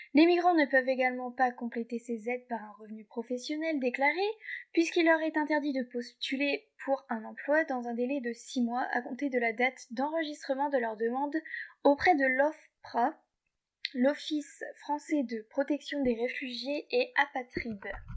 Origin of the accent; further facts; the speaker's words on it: Hauts-de-France, France; par chez nous, en Hauts-de-France